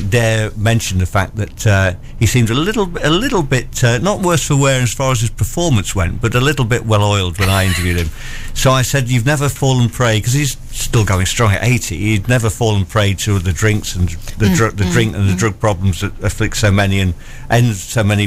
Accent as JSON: {"language": "English", "town": "Lincoln", "region": "East Midlands", "country": "United Kingdom", "tie": "born or raised there", "said": "I grew up in Lincoln"}